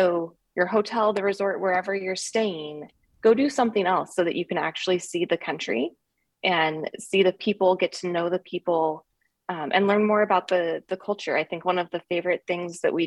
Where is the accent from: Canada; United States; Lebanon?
United States; Richland, Washington; now in Sammamish, United States; I'm from Richland, Washington, but I live in Sammamish now.